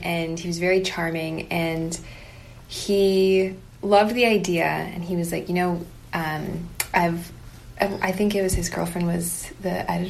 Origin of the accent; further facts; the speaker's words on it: Palmdale, California, United States; now in San Diego, United States; We are from a small town called Palmdale.